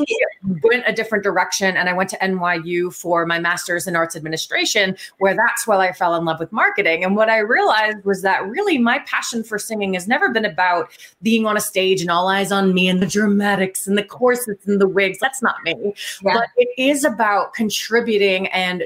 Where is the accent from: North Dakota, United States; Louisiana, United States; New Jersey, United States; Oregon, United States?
New Jersey, United States; moved away as an adult; now in Columbus, United States; I grew up in New Jersey and I moved out to Columbus, Ohio about 5 years ago